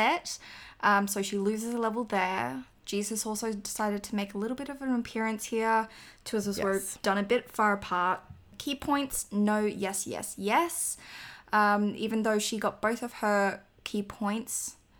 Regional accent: Australia; I'm Australian

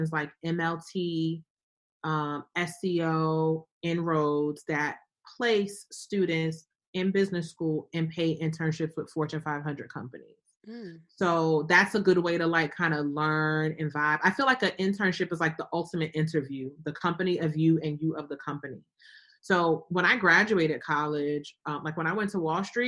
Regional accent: Newark, New Jersey, United States; moved away; also born or lived in Atlanta, Georgia; I grew up in Newark.

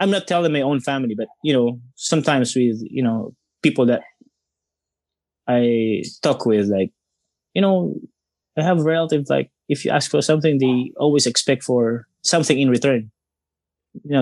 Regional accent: Tanay, Calabarzon, Philippines; my hometown, Tanay

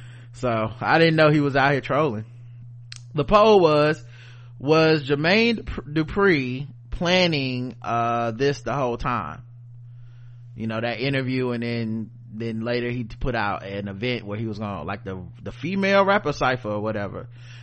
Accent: Zambia; In my home country, Zambia, they are still on the books even after all the trouble folks went through to get control back from British colonial officials.

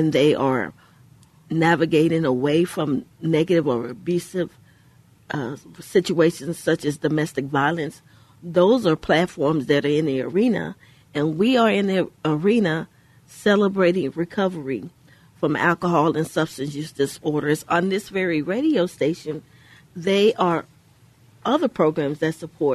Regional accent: Houston, Texas, United States; We grew up in Houston, in the inner city in Houston, Texas

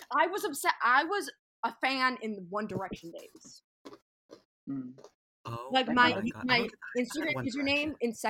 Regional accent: United States; I'm a homegrown American gal. I've never left the country.

